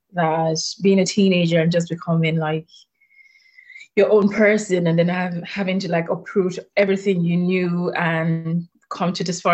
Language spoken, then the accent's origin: English; Blanchardstown, Leinster, Ireland; Oh yeah, moved to Dublin. I grew up in Blanchardstown. So that's my hometown.